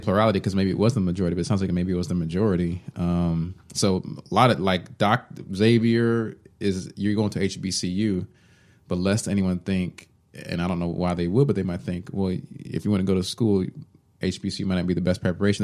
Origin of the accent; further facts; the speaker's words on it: Allen, Texas, United States; I grew up in Allen, Texas, where I was always the only black person in the class.